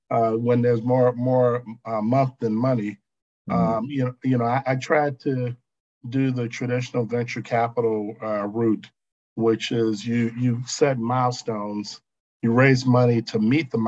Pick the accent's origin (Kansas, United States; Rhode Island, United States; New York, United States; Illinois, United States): Illinois, United States; Chicago; I'm from the South Side of Chicago